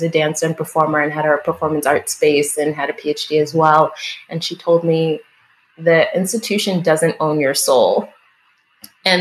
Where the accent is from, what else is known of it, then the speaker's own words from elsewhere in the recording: East Coast, United States; moved away as an adult; also born or lived in Chicago; now in Milwaukee, United States; the Haitian community that I grew up with on the East Coast